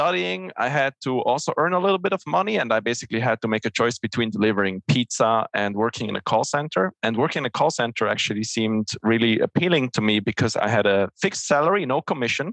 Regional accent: Switzerland; English is a second language; I'm originally from Switzerland, so English is not my native language.

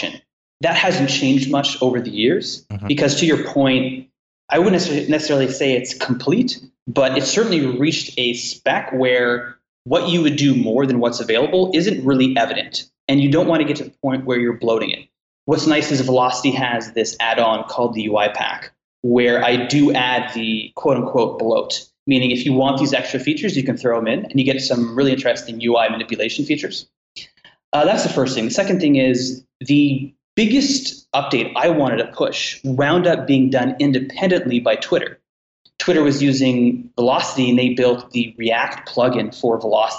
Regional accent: Canada; now in United States; I'm a Canadian

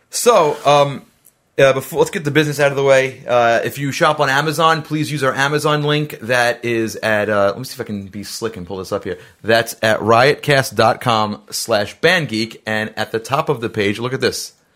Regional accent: New York City, New York, United States; I'm from Staten Island

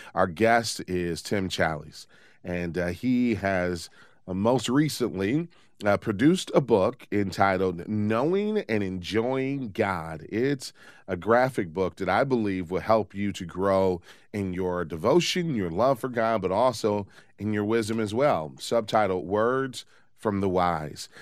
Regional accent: Detroit, Michigan, United States; here in my hometown of Detroit

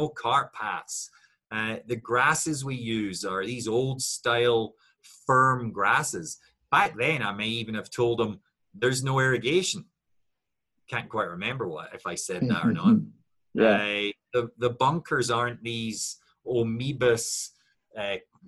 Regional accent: Scotland, United Kingdom; I looked at it as a Scot

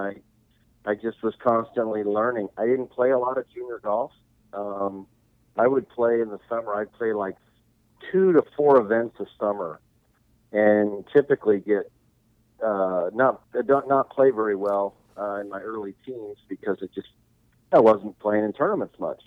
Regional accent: San Diego, California, United States; I grew up surfing here in San Diego

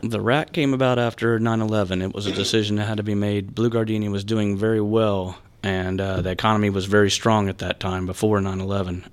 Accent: Tampa, Florida, United States; also born or lived in Winter Park, Florida; born and raised on Davis Island, South Tampa.

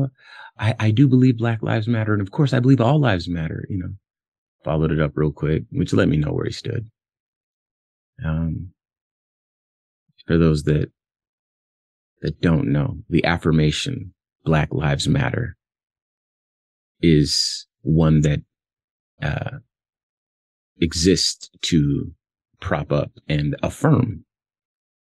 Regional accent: Compton, California, United States; I'm from Compton, California, and I was born in the 80s

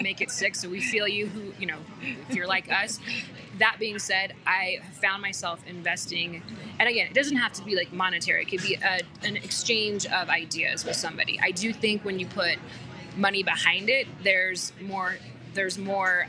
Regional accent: Aurora, Colorado, United States; also born or lived in Boulder / Denver; I grew up in Aurora, went to school in Boulder, finished school in Denver

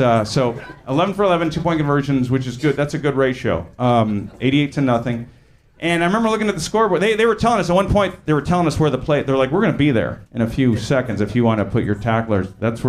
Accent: California, United States; So yeah, growing up in Orange County, mostly white, we played sports

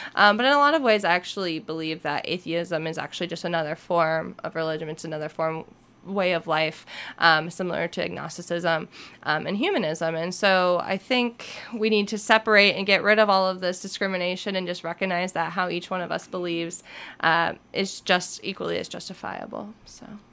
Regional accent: United States; we're American and then we're Christian

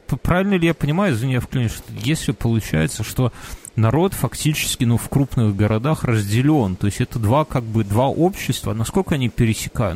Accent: Belarus; мы как белорусы, я николь не размовляюсь по-белоруску

